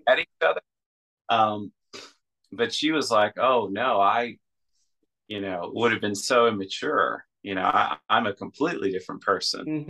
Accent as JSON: {"language": "English", "country": "United States", "moved": "as an adult", "lives_now": "Russia", "said": "I'm an American in Russia"}